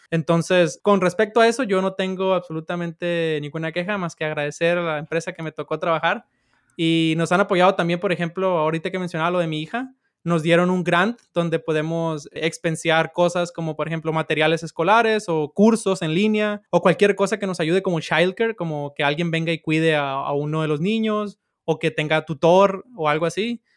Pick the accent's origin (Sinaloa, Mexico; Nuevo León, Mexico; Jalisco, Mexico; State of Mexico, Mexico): Sinaloa, Mexico; yo soy de Sinaloa.